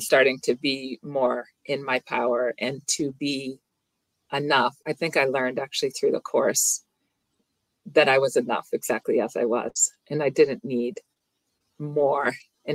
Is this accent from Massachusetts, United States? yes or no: yes; near Boston, Massachusetts, United States; I live near Boston